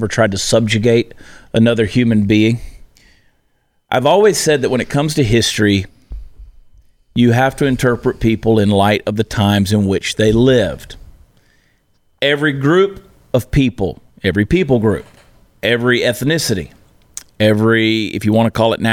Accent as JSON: {"language": "English", "region": "the South", "country": "United States", "tie": "born or raised there", "said": "I was raised in the South"}